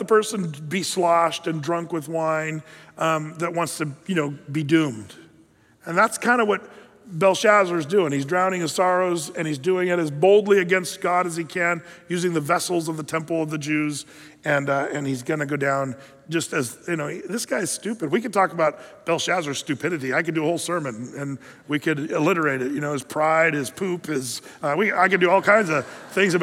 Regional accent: United States; we as an American culture

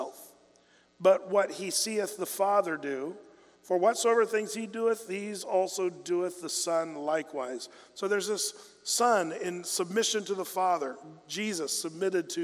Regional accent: United States; as an American

